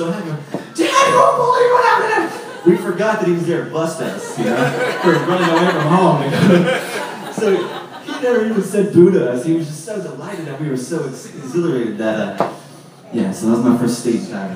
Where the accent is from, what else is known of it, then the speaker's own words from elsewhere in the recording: San Francisco, California, United States; moved away as an adult; also born or lived in Galway, Ireland; I'm from San Francisco living in Ireland